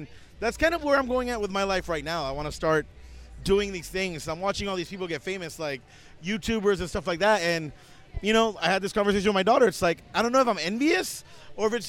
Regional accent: Puerto Rico; moved away; also born or lived in Virgin Islands; I grew up in Puerto Rico in the Virgin Islands

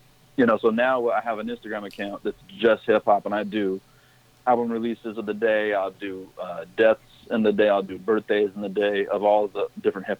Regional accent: West Coast, United States; I'm from the West Coast

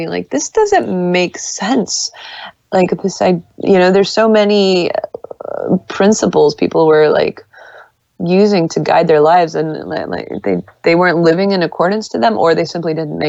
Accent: Las Vegas, Nevada, United States; I grew up in Las Vegas

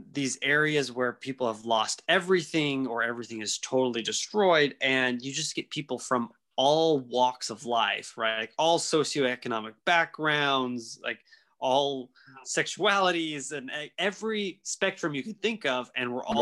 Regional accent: Louisiana, United States; growing up in Louisiana

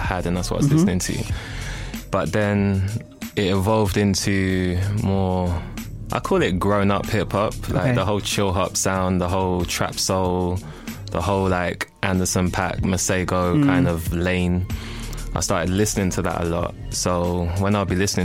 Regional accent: Nigeria; I'm Nigerian

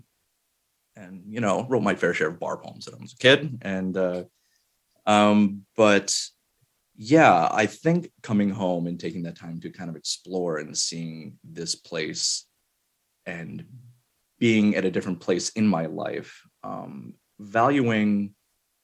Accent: Albany, New York, United States; moved away as an adult; also born or lived in San Antonio, Texas; rediscovering Albany and realizing I really didn't know it as well as I thought I did. And so you start discovering little things. You start going places you've never been in your own hometown

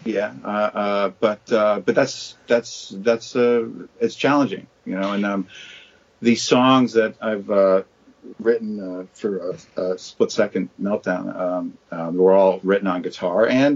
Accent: New Jersey, United States; I grew up in New Jersey, right outside of New York City

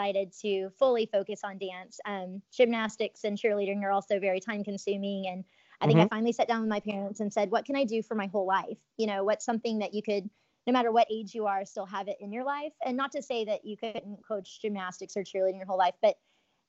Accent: Midland, Texas, United States; also born or lived in Los Angeles; I was born in West Texas. So Midland, Texas is a little town out there in West Texas, to my parents

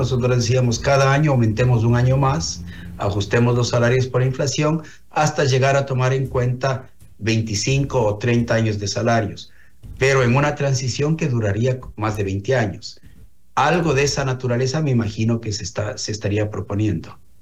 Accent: Ecuador; como ecuatorianos

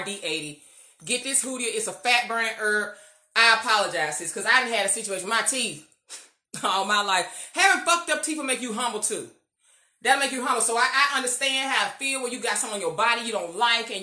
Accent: United States; being Black American

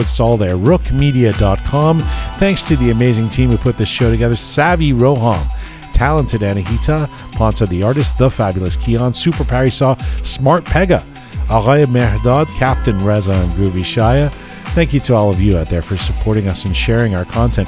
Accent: Canada; I'm actually from Canada

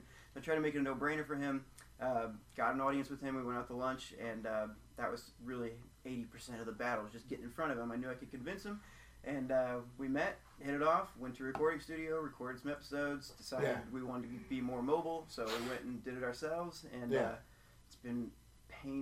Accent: Alton, Illinois, United States; my hometown, you know, the quote-unquote most haunted city

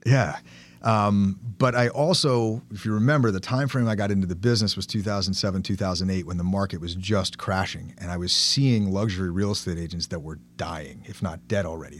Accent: Bergen County, New Jersey, United States; I grew up in Bergen County, settled down here in two thousand seven

